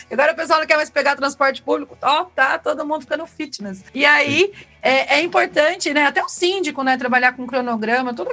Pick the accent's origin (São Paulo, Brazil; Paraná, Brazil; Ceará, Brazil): São Paulo, Brazil; Caraguatatuba; E, e eu vou falar para você, eu vim de Caraguatatuba, eu trabalhei em administradora